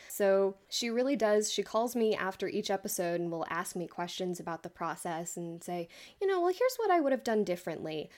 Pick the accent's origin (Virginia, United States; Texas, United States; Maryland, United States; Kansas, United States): Texas, United States; Austin; moved away as an adult; now in West Texas, United States; I grew up in Austin, Texas.